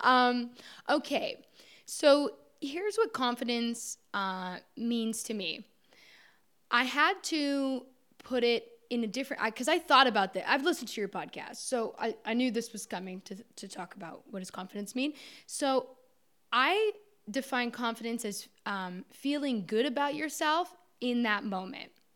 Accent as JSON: {"language": "English", "town": "Orangeville", "region": "Ontario", "country": "Canada", "tie": "born or raised there", "said": "I grew up in Orangeville, Ontario, um, small town just north of Toronto in Canada."}